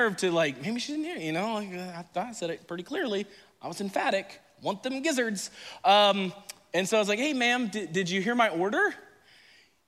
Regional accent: Indiana, United States; moved away as an adult; now in Florida, United States; I grew up in Indiana

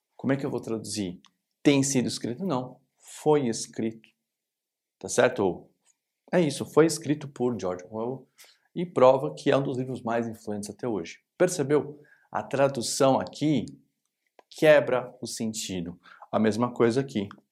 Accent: Brazil; a gente é brasileiro

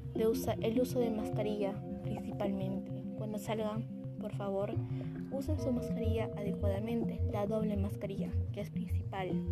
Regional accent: Peru; así somos los peruanos, personas de corazón

